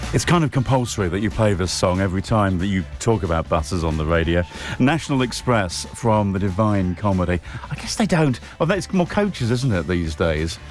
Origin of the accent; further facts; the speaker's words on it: Colchester, East of England, United Kingdom; when I was growing up in Colchester